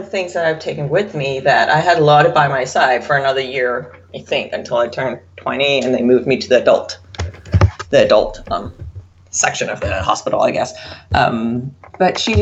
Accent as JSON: {"language": "English", "country": "Denmark", "tie": "born or raised there", "said": "I was born and raised in Denmark"}